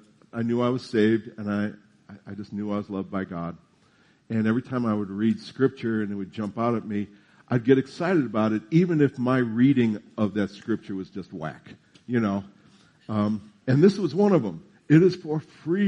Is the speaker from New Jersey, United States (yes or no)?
yes; New Jersey, United States; I'm from New Jersey